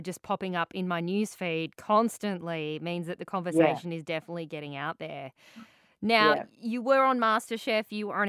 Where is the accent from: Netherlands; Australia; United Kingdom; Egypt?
Australia; growing up in Australia